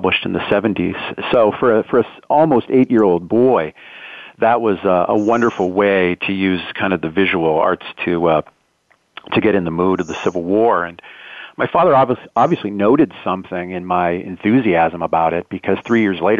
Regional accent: Erie, Pennsylvania, United States; moved away; I'm from Erie, Pennsylvania, originally, right on Lake Erie.

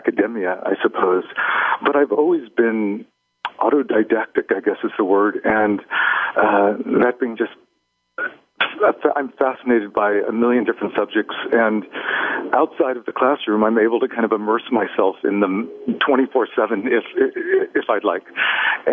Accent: Oakland, California, United States; moved away as an adult; also born or lived in Sydney, Australia / Europe; now in New York City, United States; born and raised in Oakland

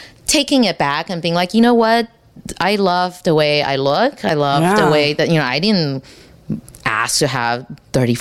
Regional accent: Texas, United States; now in New York City, United States; I'm from Texas

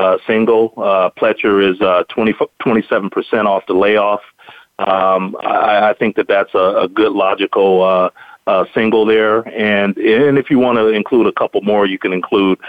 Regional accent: Bay Area, California, United States; I'm from the Bay Area

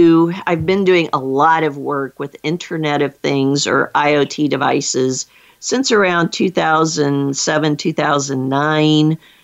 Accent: Des Moines, Iowa, United States; my hometown of Des Moines, Iowa

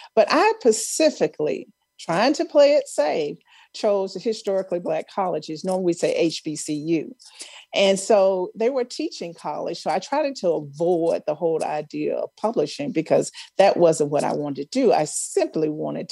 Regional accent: Mound Bayou, Mississippi, United States; moved away; I grew up in Mount Bayou, Mississippi, which is a historically Black town

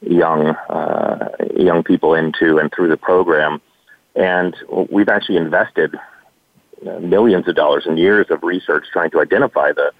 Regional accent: Dallas, Texas, United States; I grew up in Dallas

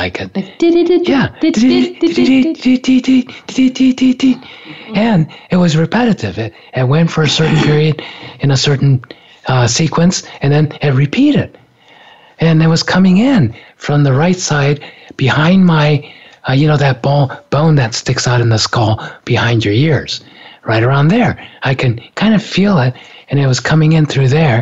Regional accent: Japan; moved away; From the time I was a little kid, growing up in Japan

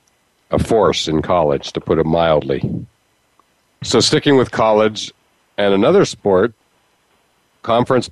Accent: Western Pennsylvania, United States; growing up in Western Pennsylvania

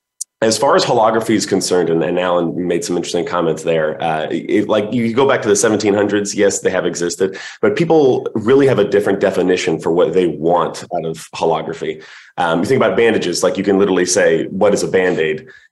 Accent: New Orleans, Louisiana, United States; I was raised in New Orleans, so etouffee and gumbo were pretty much what I was raised on.

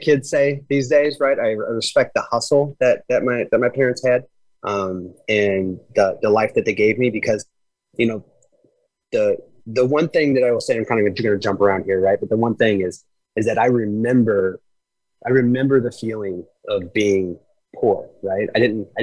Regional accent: Granite City, Illinois, United States; I was born in a city called Granite City, Illinois. It is a suburb of St. Louis, Missouri. It is a steel town

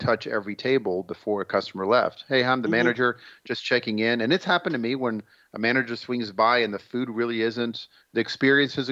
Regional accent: Israel; moved away; I'm originally from Israel

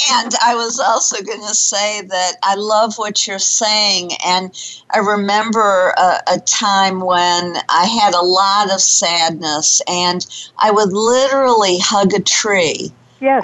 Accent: Detroit, Michigan, United States; now in Dallas, United States; growing up in Detroit

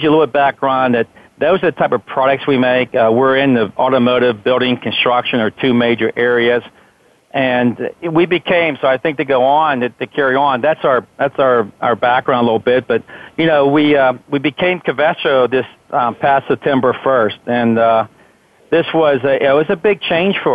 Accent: Pittsburgh, Pennsylvania, United States; I'm a Pittsburgh native. I grew up here in the South Hills area of Pittsburgh.

